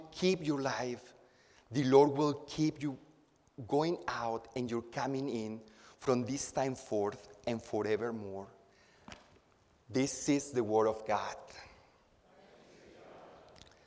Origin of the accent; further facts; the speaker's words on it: Acapulco, Guerrero, Mexico; now in Houston, United States; I'm from Acapulco, Mexico. My city is built around the Bay of Acapulco, and it's built up in the hills. And when I was a child, I used to go exploring after a rainstorm with all my friends from my neighborhood.